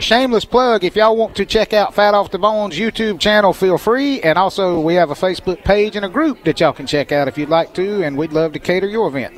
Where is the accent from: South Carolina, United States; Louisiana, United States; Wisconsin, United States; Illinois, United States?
South Carolina, United States; Pageland; I'm a South Carolina guy. I'm from Pageland